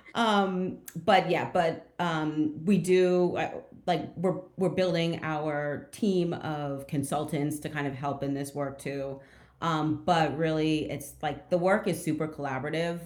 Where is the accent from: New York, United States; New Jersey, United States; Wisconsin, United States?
New Jersey, United States; outside of Trenton; also born or lived in Montclair, New Jersey; I'm from New Jersey originally. I'm from um, outside of Trenton. Um, and then when I was in high school, I moved to uh, Montclair, which is closer to Newark